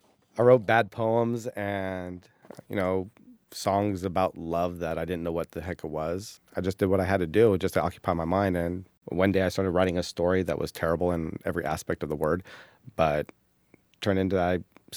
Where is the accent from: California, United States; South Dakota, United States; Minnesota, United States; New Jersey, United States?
California, United States; San Diego; also born or lived in Central Valley; I was raised here in San Diego and moved up to the Central Valley my final years of high school.